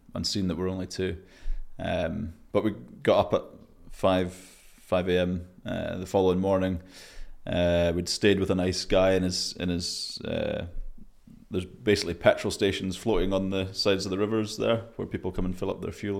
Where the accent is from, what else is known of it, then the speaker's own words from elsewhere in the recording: Scotland, United Kingdom; I'm Scottish, but not that Scottish.